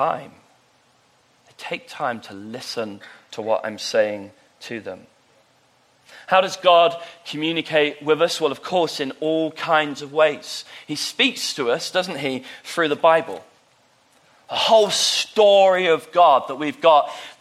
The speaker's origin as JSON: {"language": "English", "country": "United Kingdom", "tie": "born or raised there", "moved": "yes", "said": "my hometown down south"}